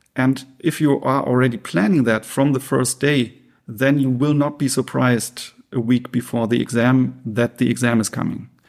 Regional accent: Essen, North Rhine-Westphalia, Germany; moved away as an adult; also born or lived in Münster; I grew up in Essen in the Ruhrgebiet and lived there for eighteen years before moving to Münster

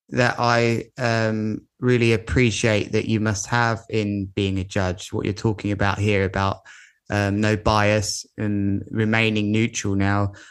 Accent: United Kingdom; I'm a Brit. I'm a Brit.

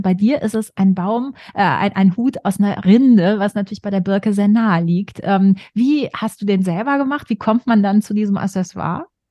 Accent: western Germany, near the Hohes Venn, North Rhine-Westphalia, Germany; ich komme aus dem Westen Deutschlands, dann in der Nähe ist das hohe Fenn, ja ne, auch alte, große Moorgegend

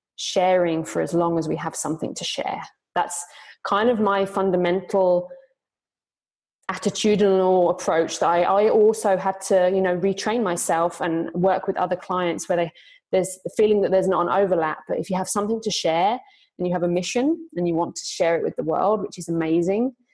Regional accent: United Kingdom; moved away as an adult; now in Zurich, Switzerland; I'm originally from Britain, but I've been living in Zurich, Switzerland for five years.

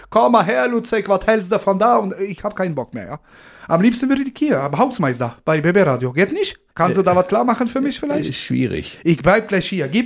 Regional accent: Poland; now in Germany; ich bin aufgewachsen in Polen mit China und Kia und Schweine.

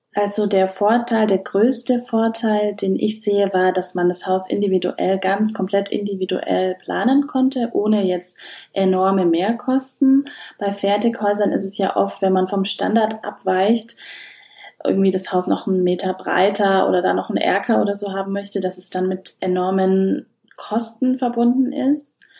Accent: Schwabach, Bavaria, Germany; Ich komme ja aus Schwabach

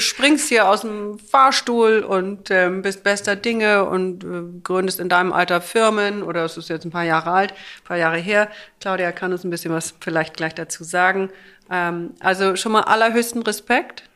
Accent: the North, Northern Germany, Germany; wir kommen aus dem Norden

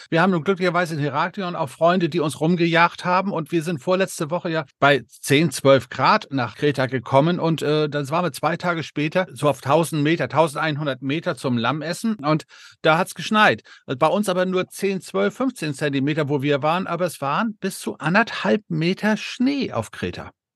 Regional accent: Denmark; moved away; ich als gebürtiger Däne

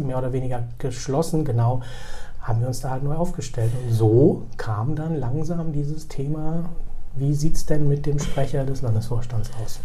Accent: Bremen, Germany; also born or lived in Karlovy Vary, Czech Republic / Berlin, Germany; Ich bin äh, in Bremen aufgewachsen, habe sozusagen die zentralen Stationen meiner Kindheit und Jugend hier verbracht

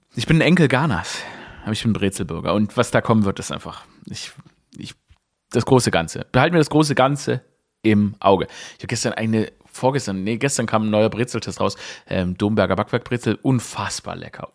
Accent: Germany; wir als Deutsche

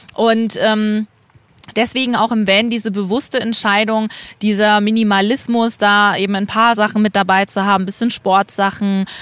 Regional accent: East Germany, Germany; ich bin ähm, in Ostdeutschland aufgewachsen

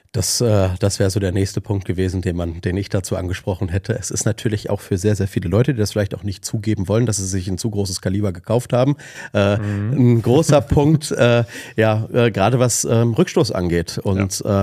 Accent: Ruhr area, North Rhine-Westphalia, Germany; ich komme aus, aus dem Ruhrgebiet

